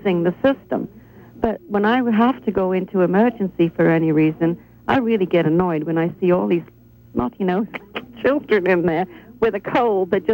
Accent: United Kingdom; moved away; I was raised in Britain, and of course we have the National Health over there

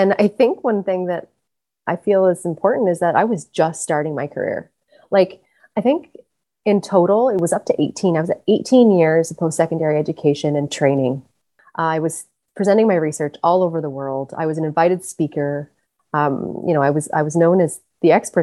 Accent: British Columbia, Canada; moved away as an adult; now in Prince Edward Island, Canada; I'm originally from British Columbia

